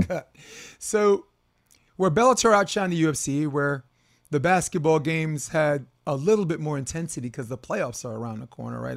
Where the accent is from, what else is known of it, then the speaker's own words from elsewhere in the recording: New York City, New York, United States; I'm from Brooklyn anyway. I was like, okay, that's my borough.